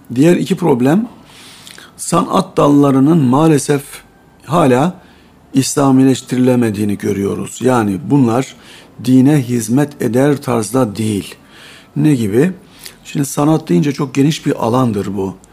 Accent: Bolvadin, Afyonkarahisar, Turkey; moved away; 1962 yılında Afyon'un Bolvadin ilçesinde doğdum. Burada İmam Lisesi'ni bitirdim.

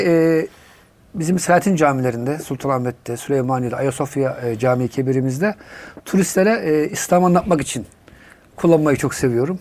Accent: Tavşanlı, Kütahya, Turkey; moved away as an adult; also born or lived in England; now in Istanbul, Turkey; 1968 Kütahya Tavşanlı doğumluyum

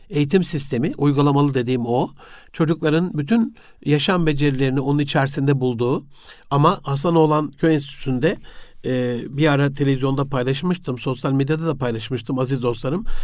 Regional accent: Gaziantep, Turkey; E, Osmaniye'yi Antep'te doğdum büyüdüm ama e, hayatımın bir 9 yılı orada geçti.

